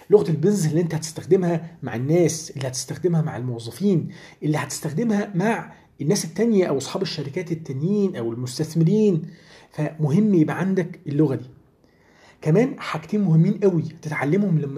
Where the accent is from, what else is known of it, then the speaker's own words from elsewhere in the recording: Egypt; يعني عندنا وقت في يومنا كمصريين بيضيع كتير جدا